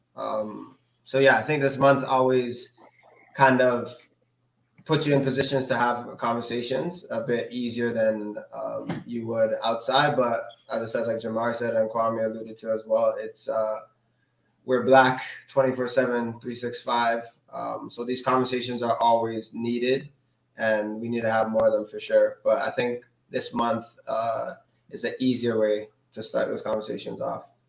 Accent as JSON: {"language": "English", "country": "Canada", "also_born_or_lived": "Denmark", "said": "like I'm black mm. from Canada"}